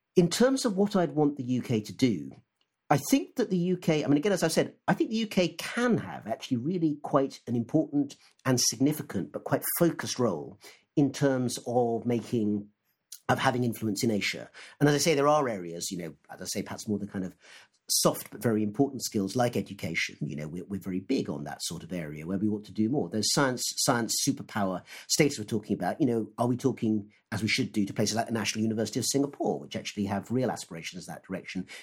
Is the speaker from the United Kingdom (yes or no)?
yes; United Kingdom; also born or lived in Oxford; me as a British Asian